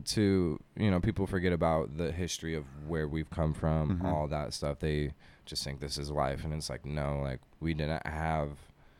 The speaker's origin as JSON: {"language": "English", "town": "Portland", "region": "Oregon", "country": "United States", "moved": "as an adult", "said": "Actually, I'm from Portland."}